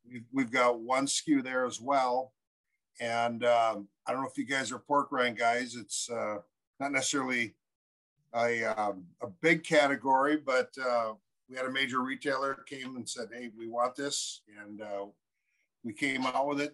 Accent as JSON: {"language": "English", "region": "Minnesota", "country": "United States", "said": "We're from both from Minnesota"}